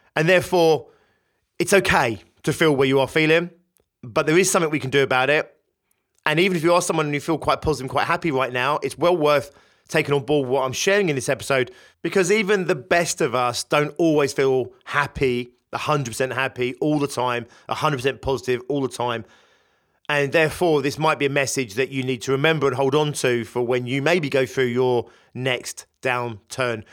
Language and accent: English; United Kingdom; In the U K, my home country